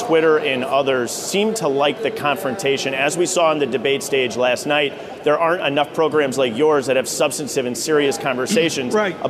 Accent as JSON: {"language": "English", "town": "Janesville", "region": "Wisconsin", "country": "United States", "tie": "born or raised there", "said": "Yeah, I was born and raised in Janesville, Wisconsin, where we had a UAW General Motors plant that would ultimately leave around 2010."}